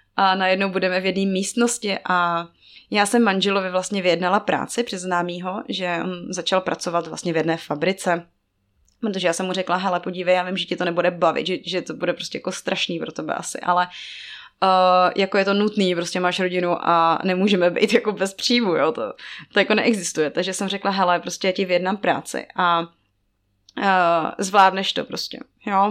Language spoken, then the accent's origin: Czech; Czechia; moved away as an adult; also born or lived in Togo